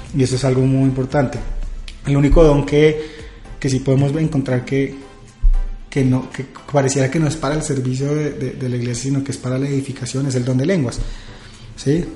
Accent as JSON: {"language": "Spanish", "town": "Villavicencio", "region": "Meta", "country": "Colombia", "moved": "yes", "lives_now": "Bogotá, Colombia", "said": "soy de Villavicencio"}